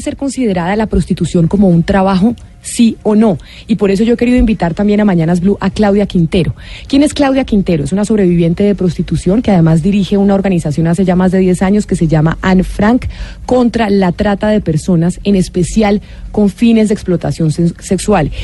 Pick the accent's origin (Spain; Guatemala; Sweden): Sweden; en mi país, Suecia